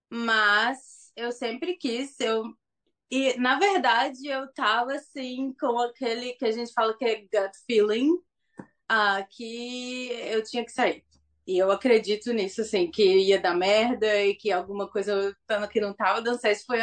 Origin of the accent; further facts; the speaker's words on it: Governador Valadares, Minas Gerais, Brazil; moved away as an adult; also born or lived in Belo Horizonte / São Paulo; now in Tauranga, New Zealand; de Governador Valadares, Minas Gerais. Ah, é. Nasci lá, já morei em BH, já morei em São Paulo.